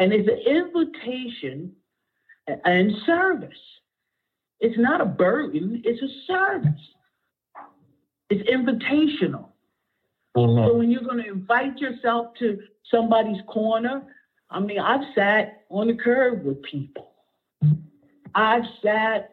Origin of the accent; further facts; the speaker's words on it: Asbury Park, New Jersey, United States; also born or lived in Neptune, New Jersey; now in Brick, United States; I grew up in Asbury. I ran the streets in Asbury, Neptune